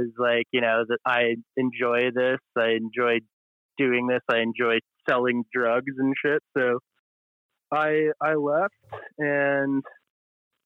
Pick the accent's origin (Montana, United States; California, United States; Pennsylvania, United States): Montana, United States; I grew up in Montana